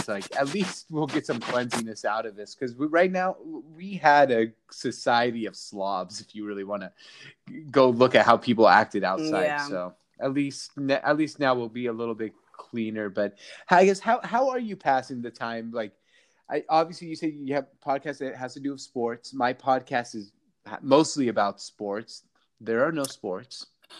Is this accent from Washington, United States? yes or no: yes; Seattle, Washington, United States; Well, I'm from Seattle, so I grew up watching the Sonics, and now we don't have a team.